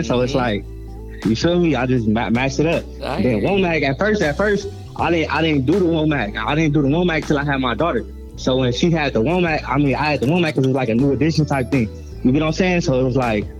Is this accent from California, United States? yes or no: yes; Gardena, California, United States; I'm from Gardena, California